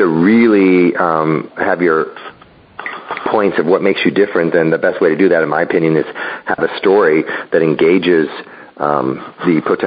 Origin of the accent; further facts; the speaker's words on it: Chicago, Illinois, United States; moved away as an adult; also born or lived in California; growing up in Chicago and going to college